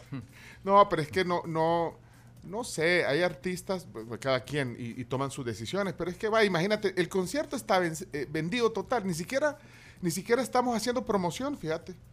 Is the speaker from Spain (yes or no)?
no; El Salvador